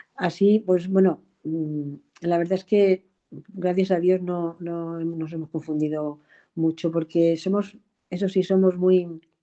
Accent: Extremadura, Spain; moved away as an adult; now in Madrid, Spain; que soy extremeña, venida a Madrid a estudiar y que se casó y se quedó aquí a hacer su vida.

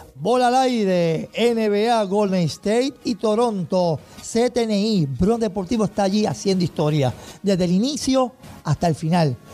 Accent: Toa Baja, Puerto Rico; mi pueblo, Toa Baja

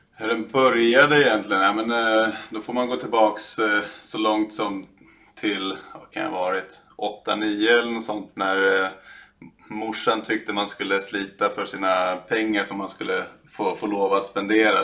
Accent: Stockholm, Stockholm County, Sweden; i norra Sköndal där jag är ifrån

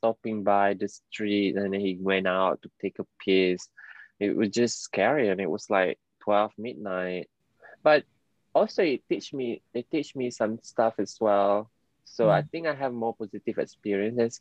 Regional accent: Penang, Malaysia; now in London, United Kingdom; it's very like Penang lingo. Because right, I'm from Penang

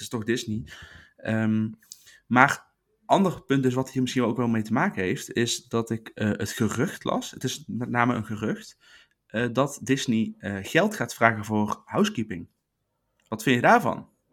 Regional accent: Netherlands

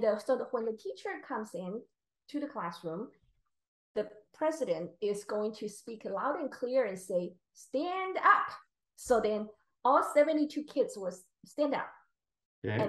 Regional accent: Taiwan; moved away as an adult; also born or lived in Philadelphia / San Diego; I was born and raised in Taiwan.

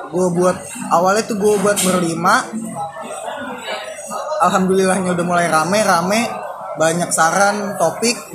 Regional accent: Kalimantan, Indonesia; Gua aja nggak tahu yang orang Kalimantan.

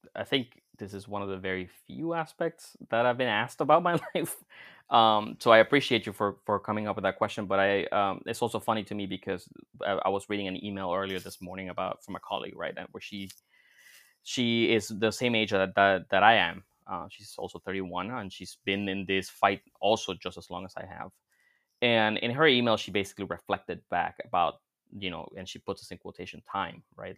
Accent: Florida, United States; back in my home state of Florida

